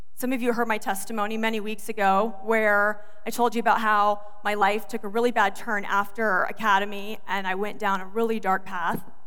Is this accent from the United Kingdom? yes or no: no; the South, United States; moved away as an adult; also born or lived in Georgia; now in Michigan, United States; I'm from the South. We don't even speak English right.